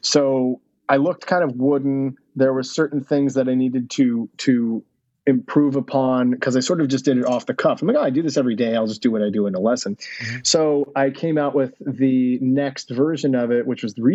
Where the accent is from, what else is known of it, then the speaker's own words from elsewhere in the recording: United States; as an American